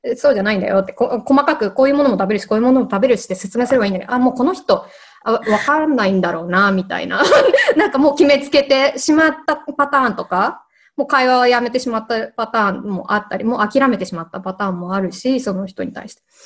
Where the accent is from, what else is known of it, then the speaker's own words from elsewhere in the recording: Japan; moved away; もう私が海外に住む前、まあ、日本に住んでいる子供の時